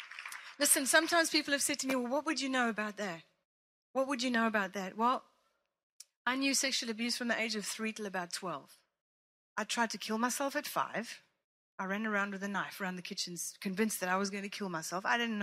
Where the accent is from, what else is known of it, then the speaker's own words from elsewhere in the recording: Italy; I grew up in Italy watching my mother play for the Roman dance school, the company, whatever.